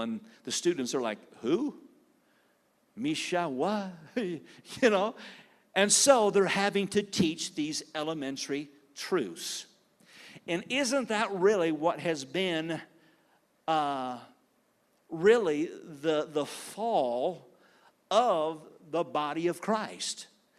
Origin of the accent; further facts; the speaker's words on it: Clio, Michigan, United States; accent: Southern; Everybody asks me, where are you from? And I'm like, from Michigan. No, really, I'm from Clio, Michigan. That's where I grew up. And they're like, you don't sound like it.